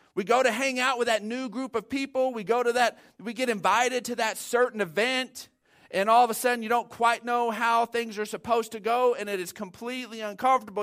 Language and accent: English; Odessa, Texas, United States; growing up in Odessa, it was seventh grade was that first year